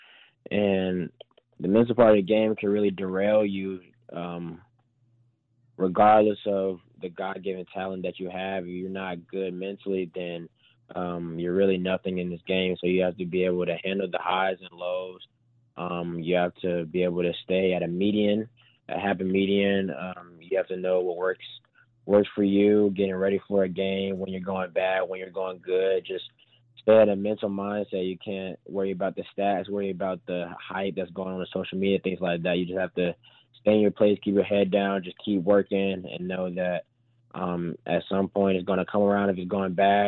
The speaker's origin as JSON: {"language": "English", "town": "Atlanta", "region": "Georgia", "country": "United States", "said": "I'm from Atlanta"}